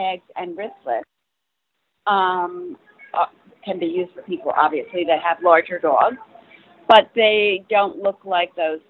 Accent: New York, United States; I'm from New York.

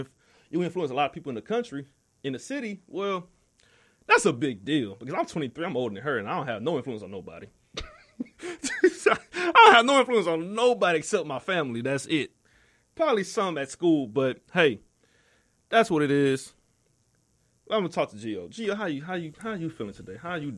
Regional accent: New York, United States; I came from the struggle. I was from New York like Biggie.

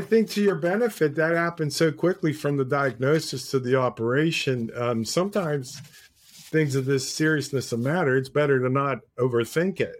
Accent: Pittsburgh, Pennsylvania, United States; Being from Pittsburgh

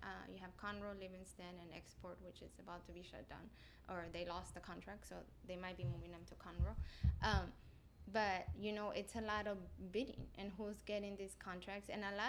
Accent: Mexico; now in United States; I'm from Mexico. I was here illegally for like 15, 16 years before I fixed my papers.

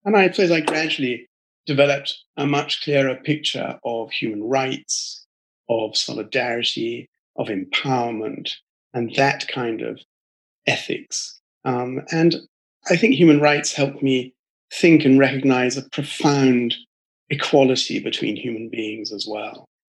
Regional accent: United Kingdom; I'm British, and I come from a family that mixes some religious people and priests and ministers and pastors on one side with military people and merchants

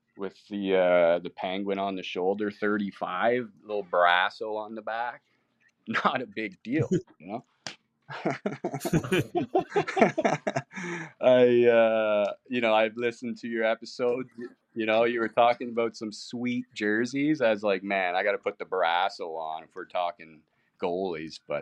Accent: same area as Letterkenny, Ontario, Canada; moved away; my hometown's from the same people as like the Letterkenny, right? Everyone makes fun of the way we talk and chirp

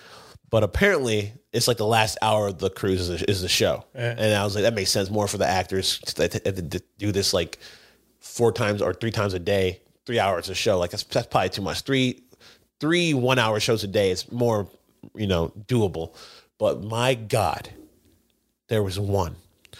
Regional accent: United States; I'm American. Yeah. I'm American.

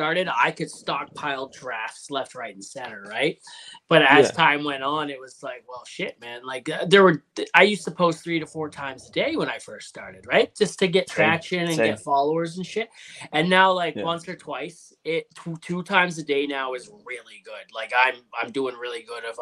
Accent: Canada; I'm Canadian

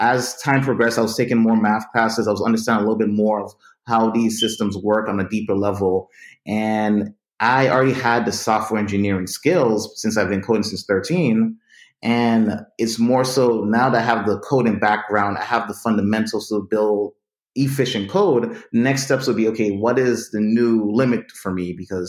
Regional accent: U.S. Virgin Islands; since I'm from the Virgin Islands, I recognized my own uniqueness.

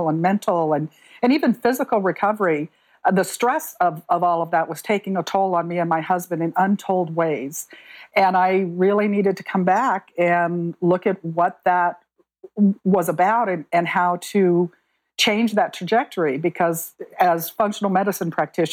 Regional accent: Arizona, United States; I grew up in Arizona

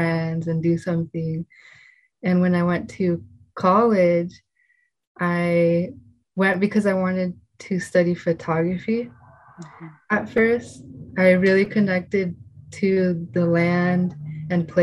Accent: Fort Bragg, California, United States; first language Spanish; English is a second language; I grew up in Fort Bragg, going to the beach

